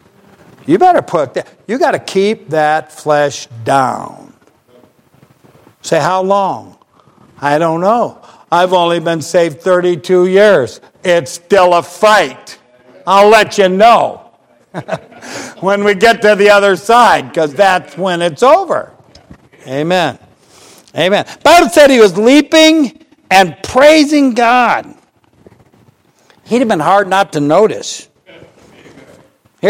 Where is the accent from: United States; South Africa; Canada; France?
United States; Ohio; I'm from Ohio